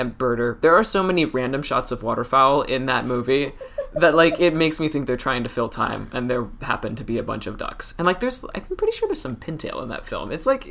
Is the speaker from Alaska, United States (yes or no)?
yes; Alaska, United States; I grew up in Alaska